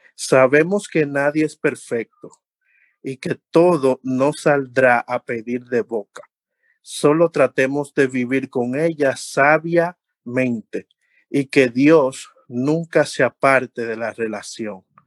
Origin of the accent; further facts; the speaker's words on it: Dominican Republic; uno tiene como buen dominicano